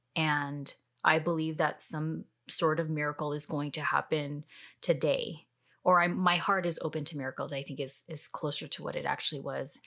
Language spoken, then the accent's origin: English; Bay Area, California, United States; moved away as an adult; now in Austin, United States; I'm from the Bay Area